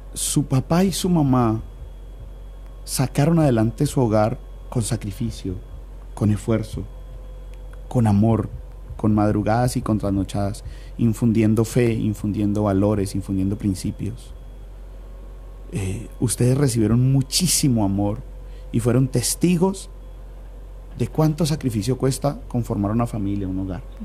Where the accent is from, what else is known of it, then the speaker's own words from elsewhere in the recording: Cali, Valle del Cauca, Colombia; somos caleños y vallecaucanos